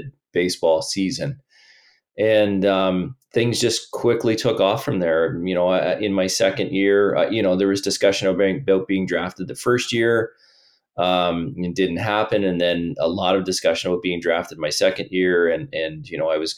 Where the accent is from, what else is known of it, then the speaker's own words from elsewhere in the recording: Miramichi, New Brunswick, Canada; also born or lived in Ontario; I was born in Ontario, but moved to the Miramichi at a pretty young age, right? I was, I think, six or seven at the time